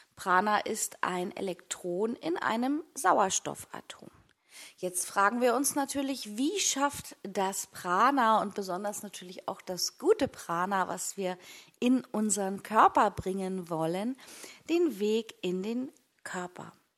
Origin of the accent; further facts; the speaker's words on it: Hamburg, Germany; also born or lived in Güby; jetzt an meinem neuen Wohn-, Wohnort als waschechte Hamburgerin